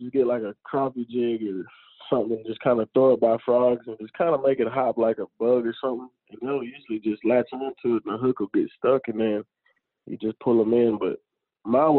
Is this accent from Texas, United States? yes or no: yes; Stamford, Texas, United States; I'm down in my hometown, Stanford, Texas, right now